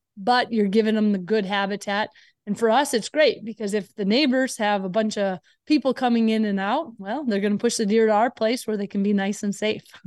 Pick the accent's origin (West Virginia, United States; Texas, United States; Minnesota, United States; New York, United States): Minnesota, United States; I grew up in Minnesota